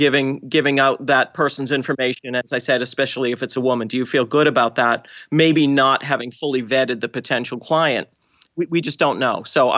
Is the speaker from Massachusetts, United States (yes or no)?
yes; Boston, Massachusetts, United States; I am from Boston, so despite my lack of accent.